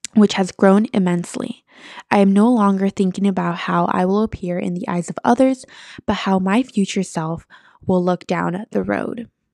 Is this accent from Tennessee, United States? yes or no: no; San Francisco, California, United States; also born or lived in East Bay, California; I am from San Francisco, California, but I live in the East Bay